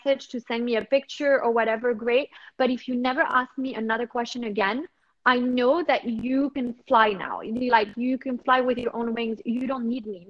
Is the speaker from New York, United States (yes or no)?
yes; New York, United States; now in Monaco; originally, I'm from New York. But yeah, we kind of live here